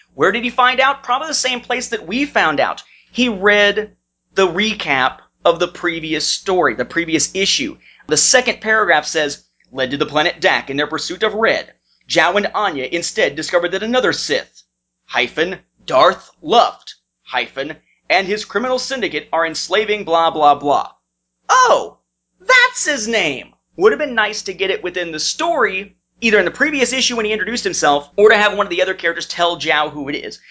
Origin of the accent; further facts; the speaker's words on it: Evansville, Indiana, United States; moved away; my hometown of Evansville, Indiana